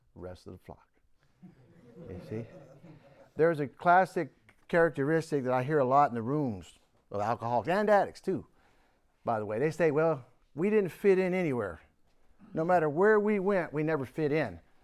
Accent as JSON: {"language": "English", "town": "Houston", "region": "Texas", "country": "United States", "tie": "born or raised there", "also_born_or_lived": "Warren, Pennsylvania", "said": "I grew up in Houston"}